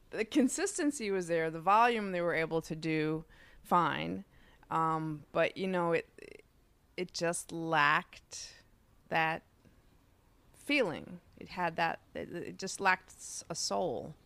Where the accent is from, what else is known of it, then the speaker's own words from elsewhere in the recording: New York City, New York, United States; Queens, Sunnyside, New York. I am from the sunny side of the street.